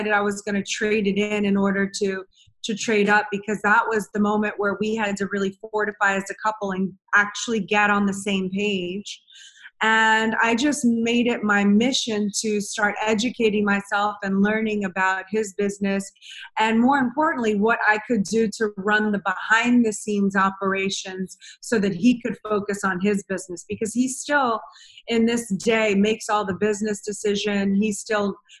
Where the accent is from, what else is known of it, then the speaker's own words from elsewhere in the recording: New Orleans, Louisiana, United States; also born or lived in Madrid, Spain; I grew up in New Orleans, Louisiana